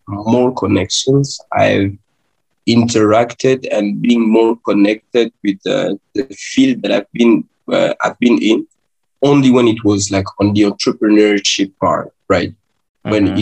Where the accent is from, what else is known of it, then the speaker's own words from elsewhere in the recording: Kinshasa, DR Congo; I was born in Kinshasa. Hmm. Born in Kinshasa. I raised there. I grew up there